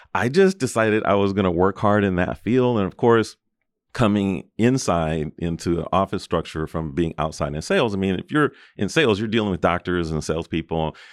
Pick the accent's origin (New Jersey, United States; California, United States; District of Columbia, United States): California, United States; Los Angeles; I was born and raised in Los Angeles in Southern California